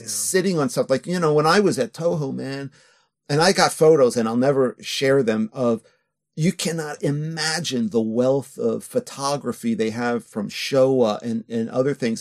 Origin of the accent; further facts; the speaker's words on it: New York, United States; moved away as an adult; also born or lived in California / Osaka, Japan; now in Japan; I'm born in California, but I grew up in New York since I was two or three